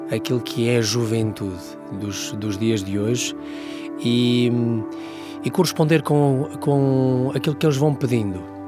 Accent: Portugal; a nossa dinâmica como portugueses

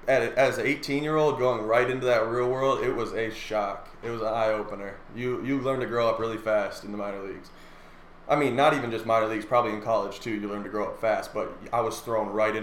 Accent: Prior Lake, Minnesota, United States; I grew up in Prior Lake, born and raised

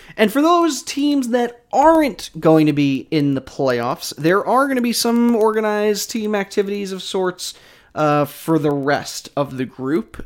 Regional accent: New York, United States; now in Philadelphia, United States; I'm from New York

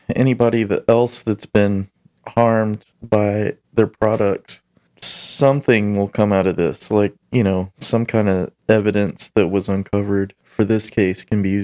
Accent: Arkansas, United States; I'm from Arkansas.

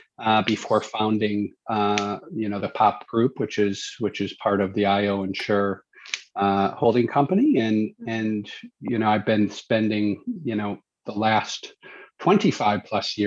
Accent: United States; moved away as an adult; also born or lived in Chicago; now in Australia; I definitely don't have an Australian accent, so I'm not from Australia. I'm actually originally from the U.S. and have been out in Asia Pacific now for going on my 13th year.

